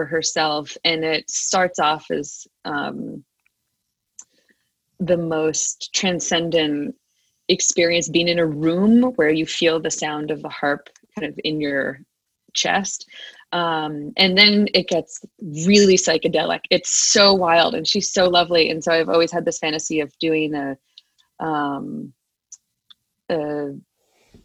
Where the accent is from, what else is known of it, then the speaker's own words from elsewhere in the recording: Hopewell, New Jersey, United States; also born or lived in Providence, Rhode Island; now in Los Angeles, United States; I grew up in New Jersey.